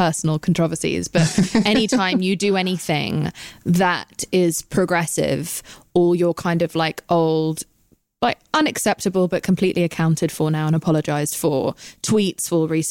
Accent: United Kingdom; I'm British.

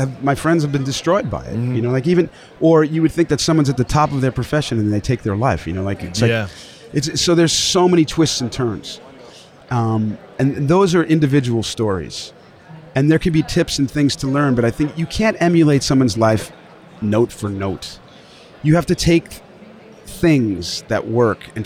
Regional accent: the Hamptons, New York, United States; moved away; also born or lived in Dallas; growing up in the Hamptons in the water

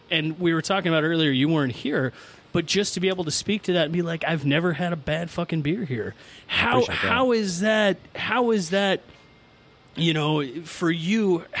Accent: Portland, Oregon, United States; Like, how dare you tell me that, I am from Portland.

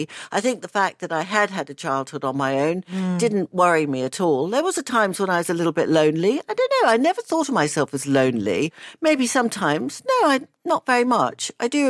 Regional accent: Australia; born there; So I was born in Australia.

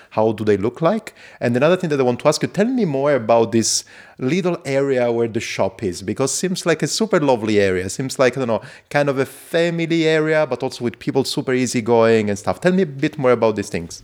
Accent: Zurich, Switzerland; I come from Zurich.

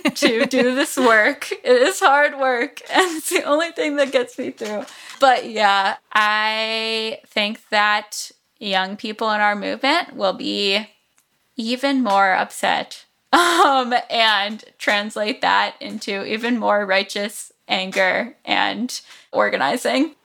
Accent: South Florida, United States; I grew up in South Florida

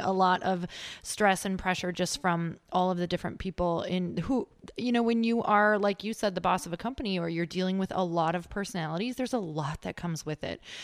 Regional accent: Midwest, United States; moved away; we're from the Midwest, my husband

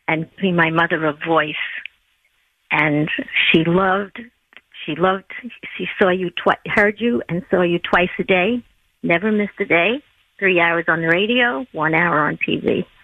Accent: Bergen-Belsen, Lower Saxony, Germany; born there; I was born in Bergen-Belsen, which was a DP camp where Anne Frank was murdered.

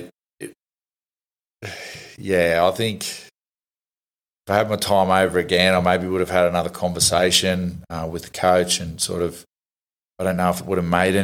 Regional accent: Australia; I am an Australian.

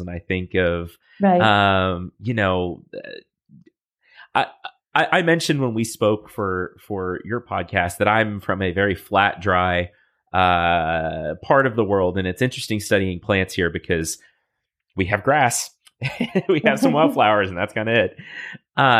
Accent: United States; I'm an American and we don't travel a lot

